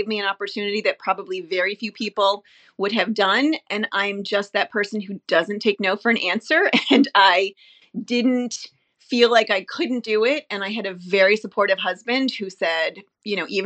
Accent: Long Island, New York, United States; moved away; also born or lived in New Hampshire; We grew up on Long Island and then moved to New Hampshire.

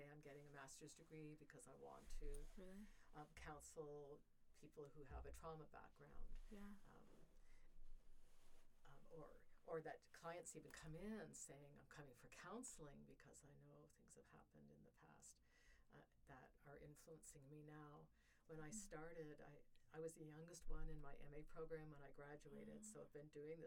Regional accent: Ontario, Canada; also born or lived in Colorado; now in Georgia, United States; I'm Canadian from Ontario, and there's lots of water and trees in Ontario

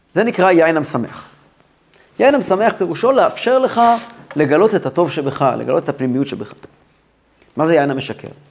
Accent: Kfar Chabad, Central District, Israel; אני גדלתי בכפר חב"ד

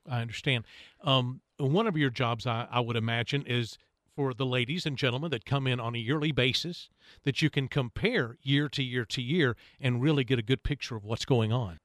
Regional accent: Hixson, Tennessee, United States; I grew up, uh, over in Hickson, in Middle Valley, Saudi Daisy

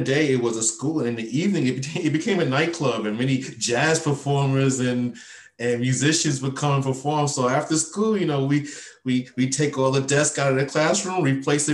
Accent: New York City, New York, United States; moved away as an adult; now in Japan; I grew up, I was born and raised in Brooklyn, New York

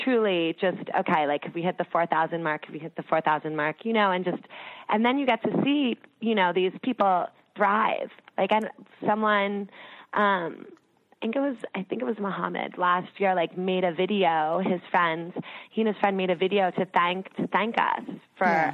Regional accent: outside New York, New Jersey, United States; I grew up outside of New York and New Jersey

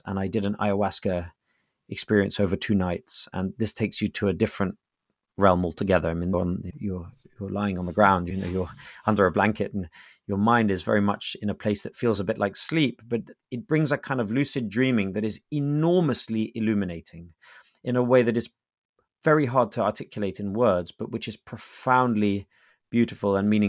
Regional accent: England, United Kingdom; I'm English.

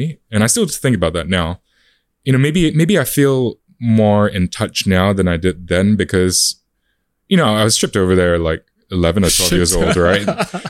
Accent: Adelaide, South Australia, Australia; Especially, like, you know, growing up in Adelaide as well, like, that's South Australia, that's probably, like, the equivalent of Perth.

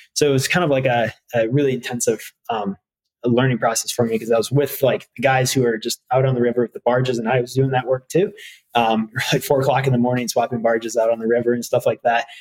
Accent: Harbor Springs, Michigan, United States; I grew up in Harbor Springs

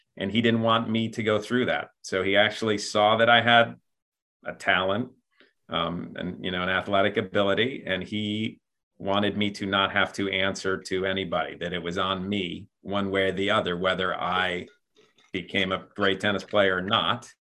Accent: Buffalo, New York, United States; I'm from Buffalo, New York.

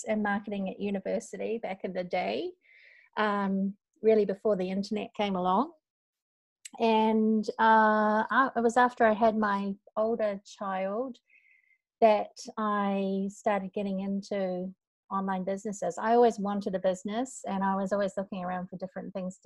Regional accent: North Island, New Zealand; moved away as an adult; now in Osaka, Japan; we are both from New Zealand, although I'm from the North Island. I live in Japan

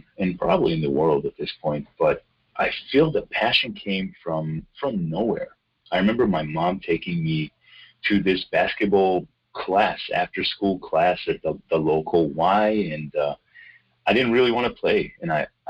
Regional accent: Israel; moved away as an adult; now in North Carolina, United States; I was born in Israel and I grew up over there.

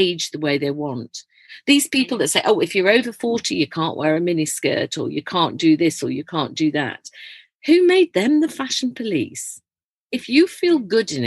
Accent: Leeds, Yorkshire and the Humber, United Kingdom; I was born in Leeds, and my parents ran an old people's home. So we lived in this massive house

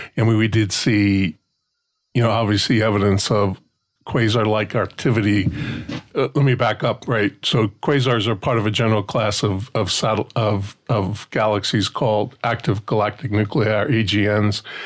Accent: Newark, New Jersey, United States; I grew up outside New York City, just outside Newark

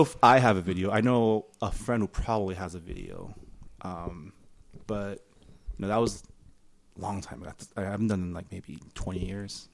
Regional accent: San Gabriel, California, United States; first language Mandarin; English is a second language; the San Gabriel Lunar New Year's Festival, uh, my hometown

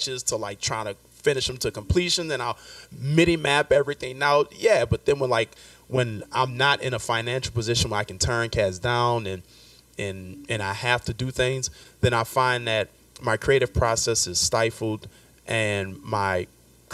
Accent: New Orleans, Louisiana, United States; moved away as an adult; now in New York, United States; I'm born and raised in New Orleans

